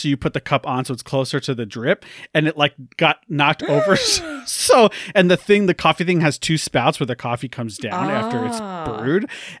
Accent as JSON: {"language": "English", "region": "New York", "country": "United States", "said": "which I didn't know because I'm from New York."}